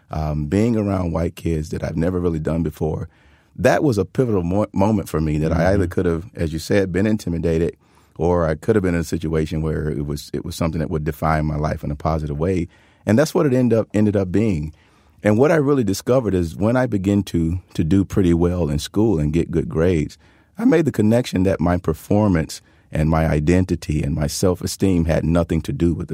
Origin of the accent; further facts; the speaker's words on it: Tuscaloosa, Alabama, United States; where I where I grew up and where I was born